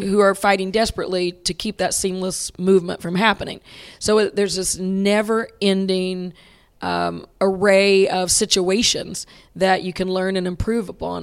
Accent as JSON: {"language": "English", "town": "Hilton", "region": "Oklahoma", "country": "United States", "tie": "born or raised there", "said": "growing up in Hilton, Oklahoma, um, Mary Patton was my fifth grade basketball coach"}